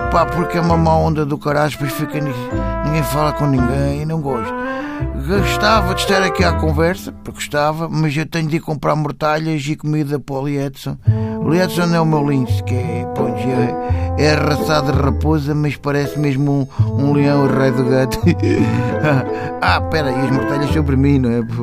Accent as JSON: {"language": "Portuguese", "town": "Cantanhede", "region": "Coimbra District", "country": "Portugal", "said": "sou de Cantanhede."}